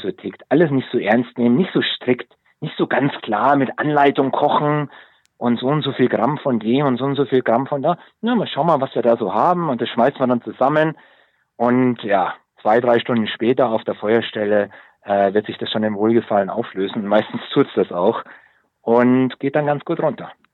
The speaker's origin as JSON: {"language": "German", "town": "Munich", "region": "Bavaria", "country": "Germany", "tie": "born or raised there", "moved": "as an adult", "lives_now": "South Africa", "said": "als gestandener Münchner, als Münchner Kindel"}